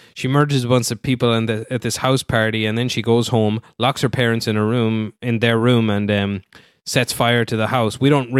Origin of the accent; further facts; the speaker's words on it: Ireland; I guess because I'm Irish.